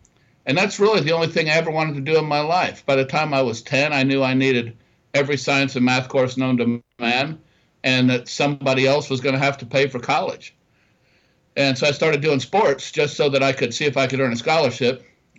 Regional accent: Dayton, Ohio, United States; I grew up just outside of Dayton, Ohio, in I'll classify it as a lower blue class collar community.

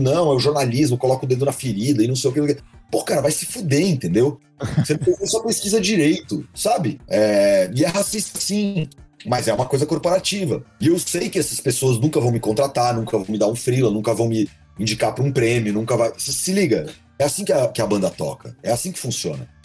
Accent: São Paulo, Brazil; also born or lived in Campinas; Eu nasci em Campinas, sacou? Uhum. Mas meus pais separaram e eu vim pra cá, pra São Paulo, quando eu tinha uns oito anos de idade

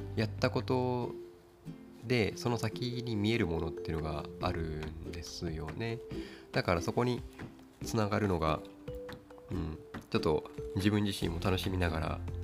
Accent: Kagoshima, Japan; 地元鹿児島の水道屋さんの仕事をしている

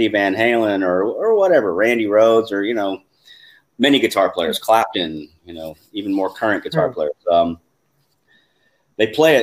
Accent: Alaska, United States; moved away as an adult; I'm from Alaska originally, so I just moved down to Alaska, and I was in college

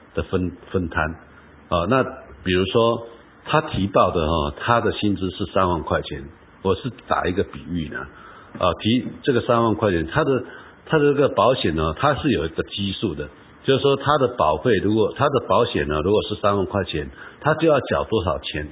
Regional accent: Taiwan; 我们台湾人

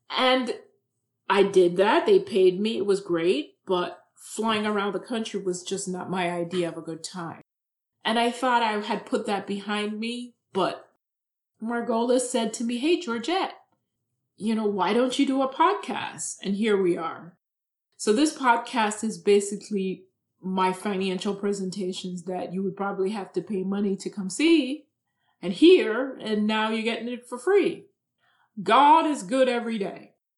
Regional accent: Jamaica; moved away as an adult; also born or lived in New York City / Camden; now in United States; I was born and raised in Jamaica

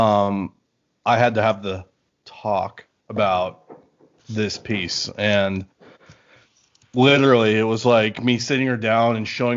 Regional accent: Maryland, United States; now in Las Vegas, United States; I'm from Maryland originally

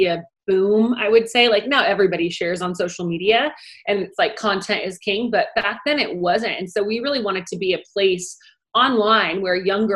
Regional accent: Orange County, California, United States; I grew up in Orange County, California. It's where I still live

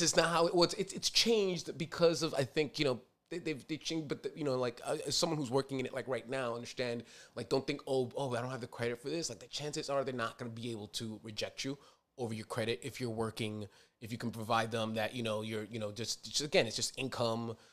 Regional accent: New York City, New York, United States; I'm a New Yorker

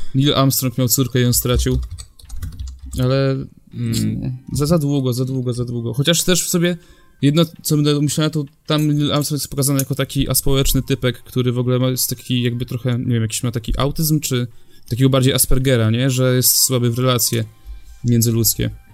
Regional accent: Poland; jestem z Polski

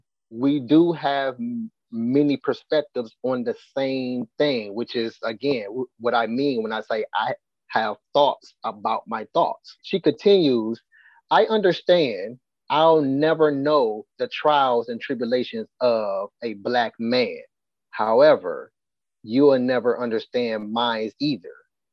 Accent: St. Petersburg, Florida, United States; I grew up in South St. Pete in the 90s.

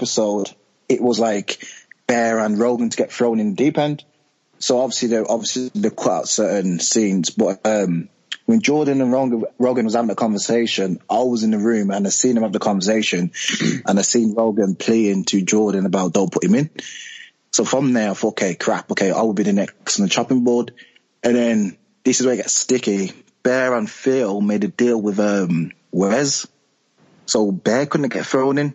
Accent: Birmingham, West Midlands, United Kingdom; I'm from Birmingham, so I've got like a different accent from the rest of the cast members.

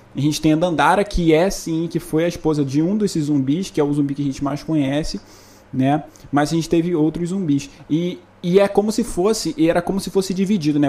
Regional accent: Angra dos Reis, Rio de Janeiro, Brazil; moved away; em Angra dos Reis, que é a cidade de onde eu vim

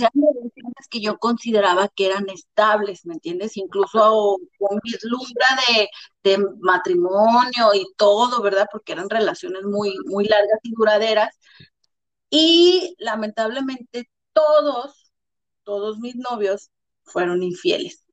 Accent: Mexico; moved away as an adult; now in Bulgaria; yo como buena mamá mexicana

